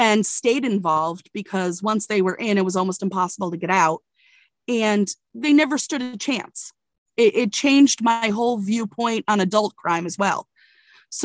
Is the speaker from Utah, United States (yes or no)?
no; Connecticut, United States; moved away; also born or lived in Virginia; I grew up in Connecticut as a privileged white girl